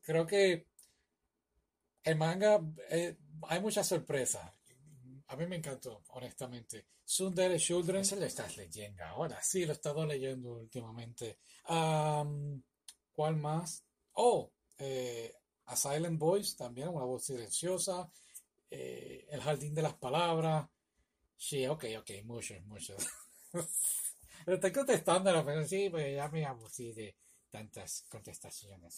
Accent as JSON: {"language": "Spanish", "country": "Puerto Rico", "moved": "yes", "lives_now": "United States", "said": "yo soy de Puerto Rico"}